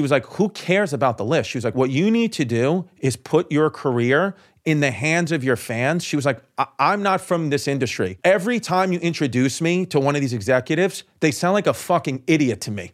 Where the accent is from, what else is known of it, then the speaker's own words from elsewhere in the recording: New York City, New York, United States; I was from Brooklyn